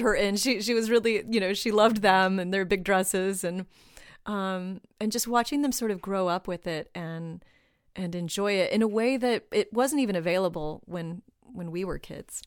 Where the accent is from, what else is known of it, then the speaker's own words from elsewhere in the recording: Southern California, United States; I grew up in Southern California too